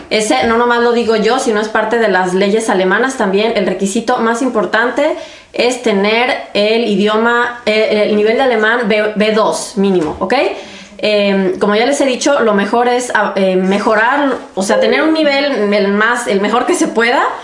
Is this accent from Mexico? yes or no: yes; Mexico; now in Germany; Y bueno, ya saben, pues yo soy mexicana, soy Fajerstin für Innere Medicine